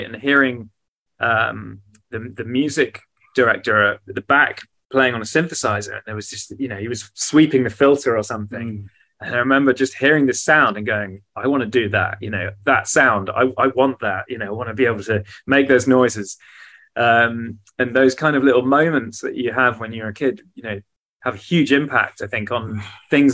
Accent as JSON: {"language": "English", "area": "South Hams, Devon", "region": "South West England", "country": "United Kingdom", "tie": "born or raised there", "also_born_or_lived": "Plymouth", "said": "so I was born in Devon in the southwest of England. Okay. In a city called Plymouth, and kind of grew up in the South Hams"}